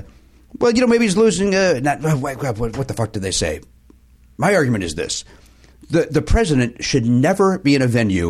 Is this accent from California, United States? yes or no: no; Chicago, Illinois, United States; growing up in Chicago